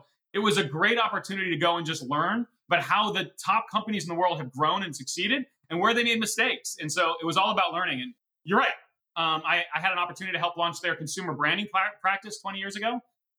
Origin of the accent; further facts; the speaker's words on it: Cleveland, Ohio, United States; Well, I mean, growing up in Cleveland was great. I mean, the people are wonderful. The weather is terrible, but it's just a great city.